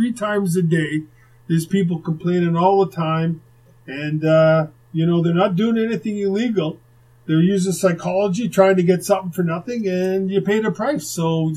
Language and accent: English; Winnipeg, Manitoba, Canada; while we're growing up in Winnipeg